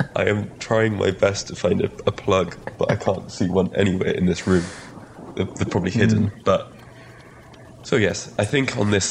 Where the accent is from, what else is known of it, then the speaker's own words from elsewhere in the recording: Wales, United Kingdom; first language Welsh; English is a second language; being Welsh first language that my pronunciation mm. is sometimes a little off of words